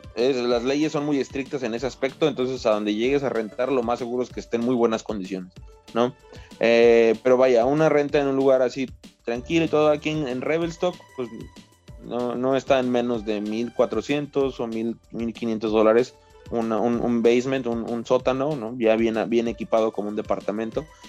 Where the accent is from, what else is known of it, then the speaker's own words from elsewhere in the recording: Mexico; moved away as an adult; now in British Columbia, Canada; somos dos mexicanos